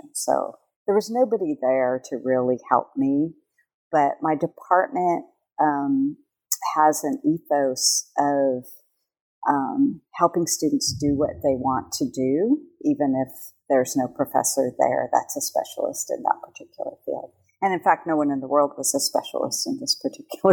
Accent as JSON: {"language": "English", "region": "California", "country": "United States", "tie": "born or raised there", "moved": "as an adult", "lives_now": "Hawaii, United States", "said": "raised in California"}